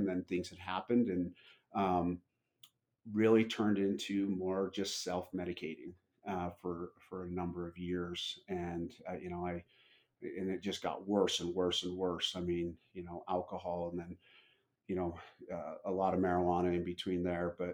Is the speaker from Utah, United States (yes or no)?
yes; Utah, United States; I was born and raised in Utah